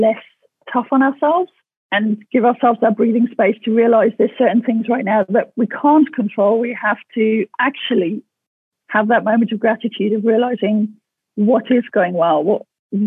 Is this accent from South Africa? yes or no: yes; South Africa; growing up in South Africa